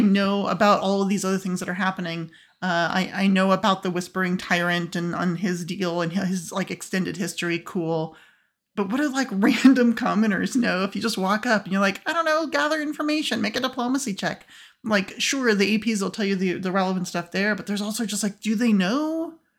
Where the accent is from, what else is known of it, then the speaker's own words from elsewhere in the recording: United States; as an American, uh, I'm used to eating beef all the time